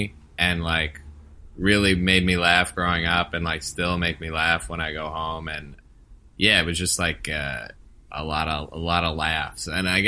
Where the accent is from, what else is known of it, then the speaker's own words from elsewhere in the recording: Connecticut, United States; we grew up in Connecticut